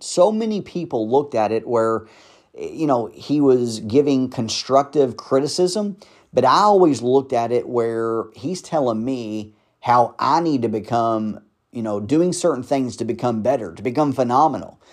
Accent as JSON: {"language": "English", "town": "Louisville", "region": "Kentucky", "country": "United States", "tie": "born or raised there", "said": "I grew up in the South Side of Louisville, which is not the best of sides of Louisville to, you know, grow up in or a good part of town."}